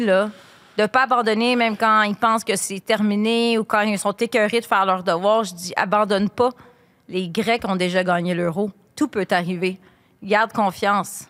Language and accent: French; Quebec, Canada; en tant que bonne Québécoise qui joue au soccer